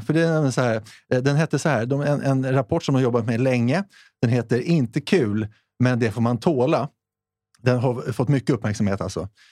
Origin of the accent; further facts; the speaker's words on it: Sweden; vi är ju svenskar ändå